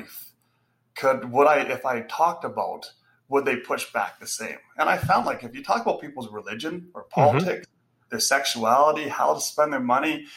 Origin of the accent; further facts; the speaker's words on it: Canada; we're Canadian